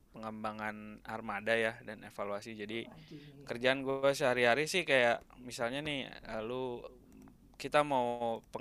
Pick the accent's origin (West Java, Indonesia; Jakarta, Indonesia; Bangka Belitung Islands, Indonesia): West Java, Indonesia; Bandung; di Bandung gue.